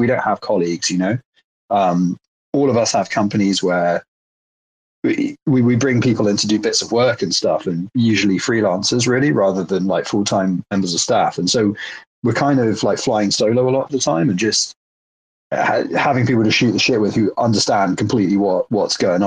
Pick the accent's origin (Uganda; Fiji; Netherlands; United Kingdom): United Kingdom; as a British person